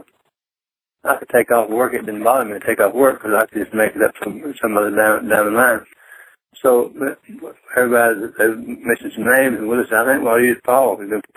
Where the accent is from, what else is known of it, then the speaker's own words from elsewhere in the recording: Fort Worth, Texas, United States; Fort Worth, originally.